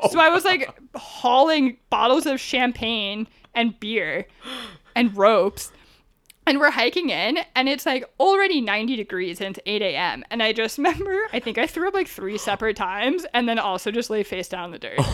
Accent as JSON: {"language": "English", "region": "Northeast", "country": "United States", "lives_now": "San Diego, United States", "said": "Like, I came from the Northeast, so I landed in San Diego with like an attitude problem"}